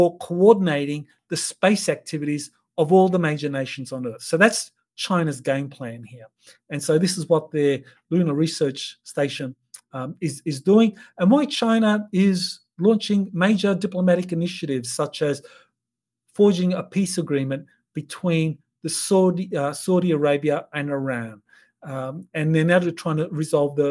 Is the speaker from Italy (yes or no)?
no; Australia; for me as an Australian